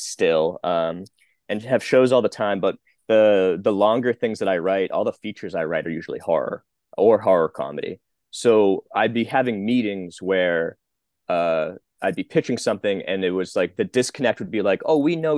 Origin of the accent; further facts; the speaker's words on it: Boston, Massachusetts, United States; moved away; I'm from Boston, Massachusetts